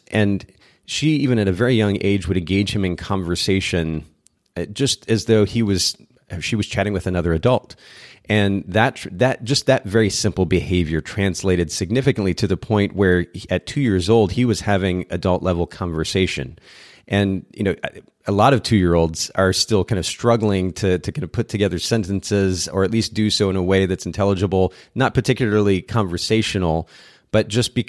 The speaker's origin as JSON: {"language": "English", "country": "Japan", "tie": "born or raised there", "said": "I grew up in Japan myself, and I was there from about the age of 2. And so learning Japanese just came naturally."}